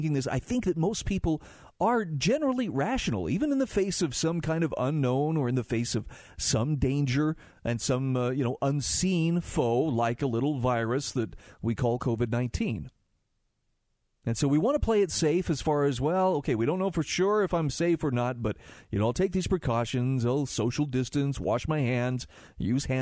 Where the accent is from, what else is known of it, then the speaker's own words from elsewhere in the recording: Utah, United States; my home state of Utah